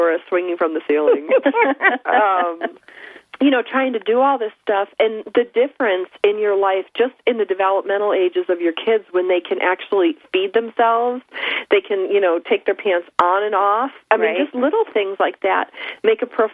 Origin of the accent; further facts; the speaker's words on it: Buffalo, New York, United States; now in Southern California, United States; I was raised in Buffalo.